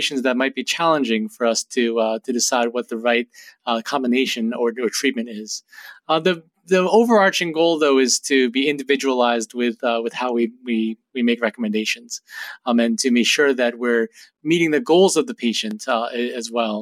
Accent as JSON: {"language": "English", "region": "New Jersey", "country": "United States", "tie": "born or raised there", "also_born_or_lived": "Boston, Massachusetts", "moved": "as an adult", "lives_now": "New Haven, United States", "said": "I grew up in Jersey and first came to Yale as a college student about 18 years ago now"}